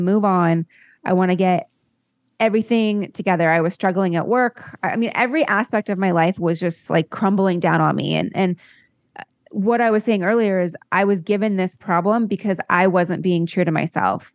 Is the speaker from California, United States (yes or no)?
yes; La Jolla, California, United States; I grew up in La Jolla, California